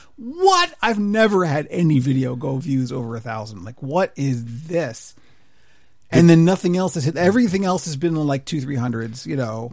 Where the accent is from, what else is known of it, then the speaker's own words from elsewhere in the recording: Canada; an older Canadian who doesn't really do the patriotism thing